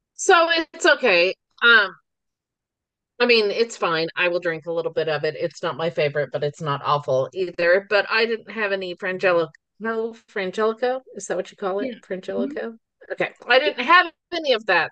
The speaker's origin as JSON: {"language": "English", "region": "the Ozarks", "country": "United States", "also_born_or_lived": "Forsyth, Missouri", "said": "We are two sisters from the Ozarks"}